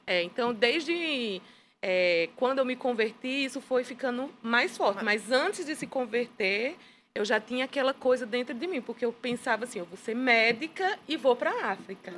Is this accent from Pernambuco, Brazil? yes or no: yes; Petrolina, Pernambuco, Brazil; moved away as an adult; also born or lived in Campina Grande / Angola; eu sou natural de Petrolina, Pernambuco